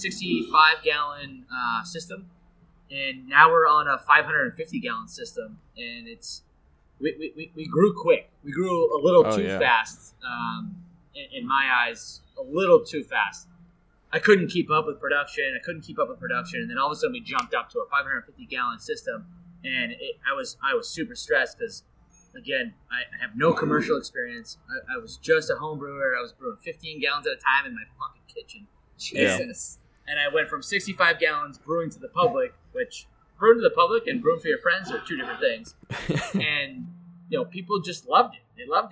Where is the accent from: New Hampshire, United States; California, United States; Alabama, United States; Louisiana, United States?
New Hampshire, United States; Kingston; also born or lived in Derry, New Hampshire / Londonderry, New Hampshire; I was born in Derry, New Hampshire, but I grew up in Kingston, New Hampshire